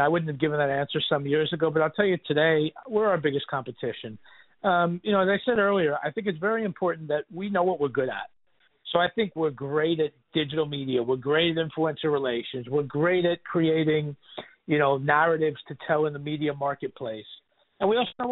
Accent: New York City, New York, United States; I grew up in Riverdale, right on the border, right where Riverdale starts

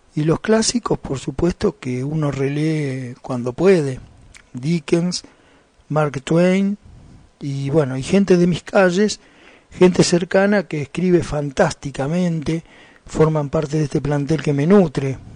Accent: Argentina; aquí en mi país, en Argentina.

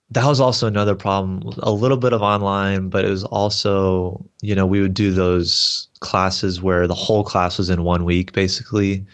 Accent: Texas, United States; I grew up in the Southern Baptist Church, so I kinda come from that background in Texas here

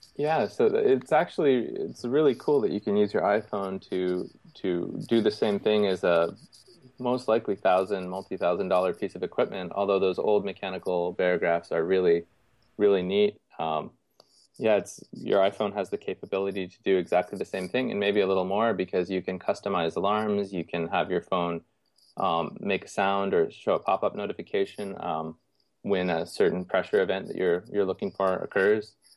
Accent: Canada; moved away as an adult; now in Houston, United States; I grew up in Canada

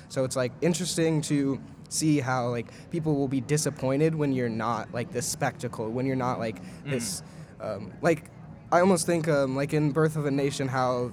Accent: Wisconsin, United States; now in Colorado, United States; when I moved there, I'm originally from Wisconsin.

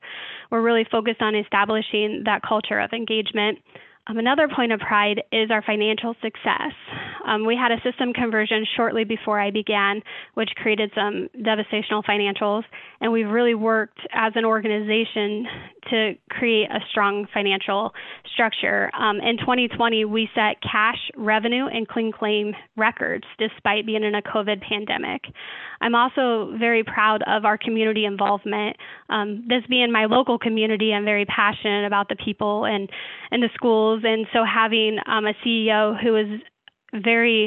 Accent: Clarinda, Iowa, United States; I then moved back to my hometown in Clarinda, Iowa

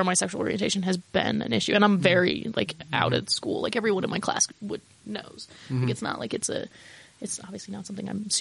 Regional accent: Logan, Utah, United States; I grew up in Utah

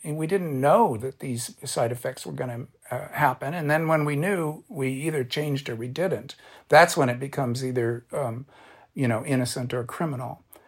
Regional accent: Orange County, California, United States; I'm a beach kid. I grew up in Orange County

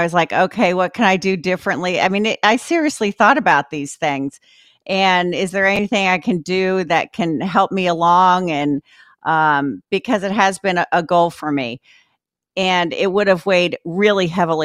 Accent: Sparta, New Jersey, United States; also born or lived in Miami, Florida; I was raised in Jersey because he was a captain

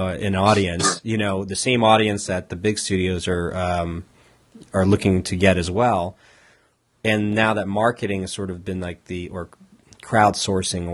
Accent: Southern California, United States; moved away as an adult; also born or lived in Los Angeles / San Diego; now in Portland, United States; I moved up here to Portland about, you know, almost 3.5 years ago, and I'm from Southern California, so I spent time in both LA and San Diego

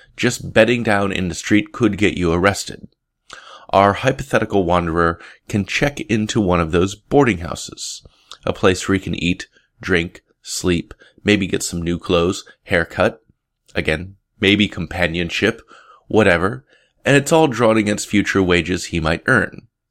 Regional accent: Portland, Oregon, United States; my hometown, Portland, Oregon

